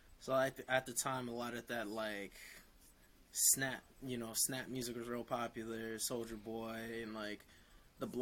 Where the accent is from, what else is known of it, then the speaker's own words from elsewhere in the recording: Bergenfield, New Jersey, United States; also born or lived in Essex County, New Jersey; I grew up in Bergenfield, Bergen County